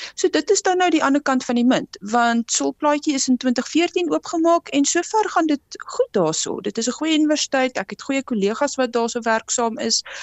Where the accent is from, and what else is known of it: South Africa